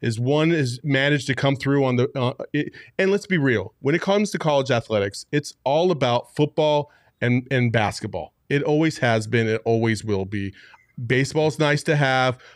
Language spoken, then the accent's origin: English; Tempe, Arizona, United States; I grew up in Tempe.